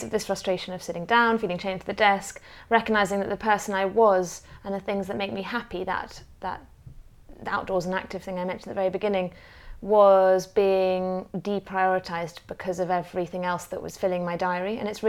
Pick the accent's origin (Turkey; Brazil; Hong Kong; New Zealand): Hong Kong; also born or lived in Australia / Zimbabwe; born into a family that was a bit of Australia, a bit of Zimbabwe, British. Age 5, we moved to Hong Kong as a family.